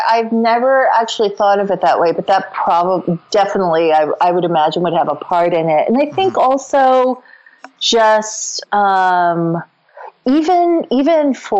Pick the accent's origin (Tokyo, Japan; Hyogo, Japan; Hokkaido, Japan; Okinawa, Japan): Tokyo, Japan; when you're growing up in Japan, it doesn't come across in any way as geekdom or as, it's just super ordinary. I hate to put it that way, but you know what I mean? Like it is such a part of everyday life in Tokyo, and was for me